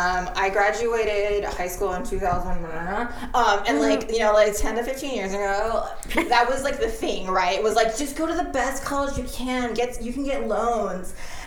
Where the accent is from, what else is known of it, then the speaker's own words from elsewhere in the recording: San Pedro, California, United States; I was, yeah. I'm the second generation here.